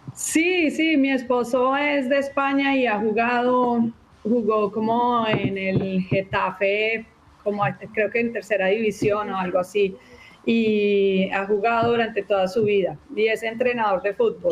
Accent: Colombia; now in Texas, United States; como crecí en Colombia, el fútbol allá es una pasión

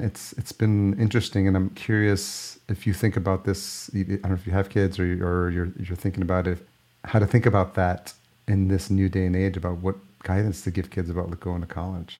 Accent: Yonkers, New York, United States; moved away as an adult; also born or lived in Los Angeles; now in Minneapolis, United States; I grew up in Yonkers

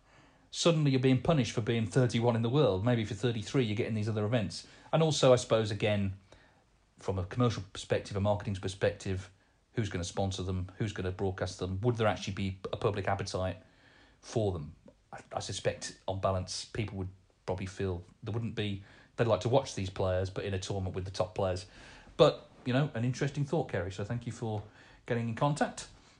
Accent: Portsmouth, South East England, United Kingdom; I'm also a big football fan, being born and bred in Portsmouth. They are my team.

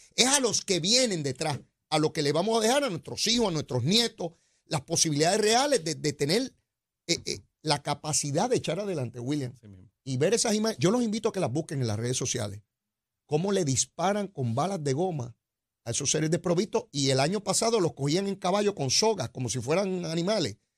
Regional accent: Puerto Rico; estamos aquí en esta isla, que somos ciudadanos americanos

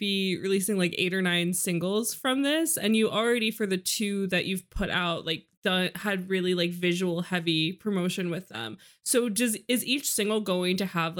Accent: New York, United States; I'm from New York

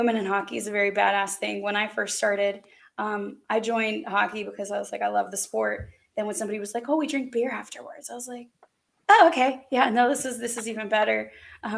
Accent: Arizona, United States; now in Raleigh, United States; A local here in Raleigh, North Carolina. Now I'm from Arizona originally, which is weirdly enough the place I learned to play ice hockey

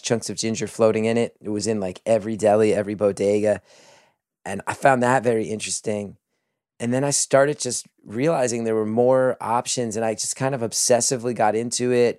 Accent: New Jersey, United States; growing up in New Jersey

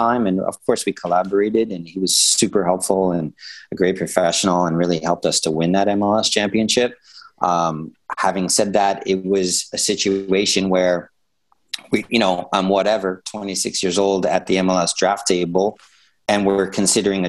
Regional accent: New York City, New York, United States; I'm from New York and Brooklyn and everything.

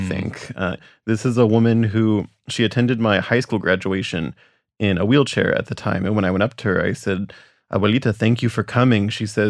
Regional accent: rural Oklahoma, United States; I am an author and illustrator from rural Oklahoma.

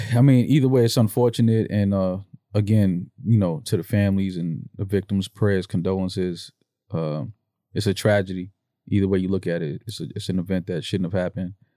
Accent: New York, United States; I'm from New York. We from the city

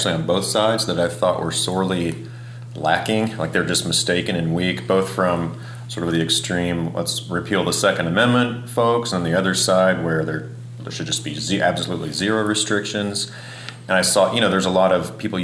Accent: Kansas, United States; now in Kentucky, United States; I grew up in Kansas

